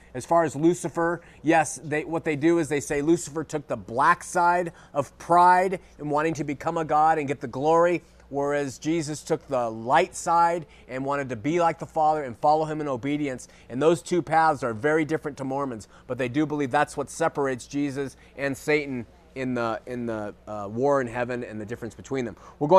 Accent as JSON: {"language": "English", "town": "Huntington Beach", "region": "California", "country": "United States", "said": "Well, you must if you know I'm from Huntington Beach."}